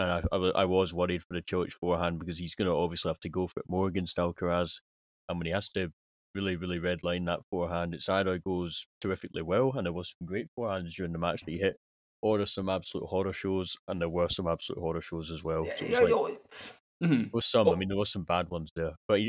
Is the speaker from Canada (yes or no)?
no; United Kingdom